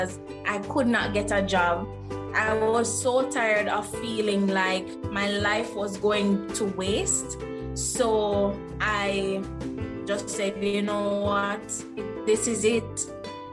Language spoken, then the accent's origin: English; Jamaica; I am originally from Jamaica, born and grown, never been anywhere else.